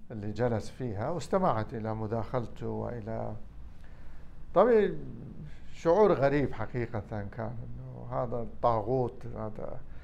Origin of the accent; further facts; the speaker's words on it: Iraq; أنا عراقي أولاً